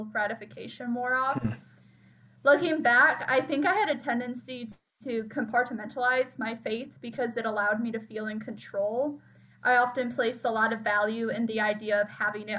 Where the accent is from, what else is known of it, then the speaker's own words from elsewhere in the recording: Linden, Michigan, United States; I'm from Linden, Michigan, which is just like a small town near Flint, Michigan.